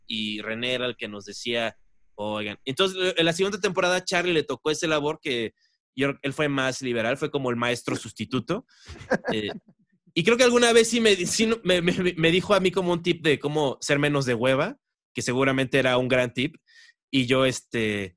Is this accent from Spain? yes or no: no; Mexico; accent: Mexican; nuestro verdadero acento mexicano